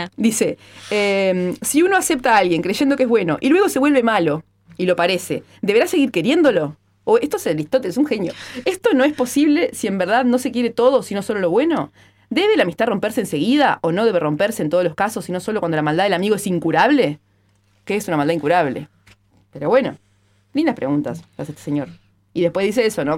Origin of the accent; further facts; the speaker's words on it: Maldonado, Uruguay; soy de Maldonado, ahí decimos chiquilinas o gurisas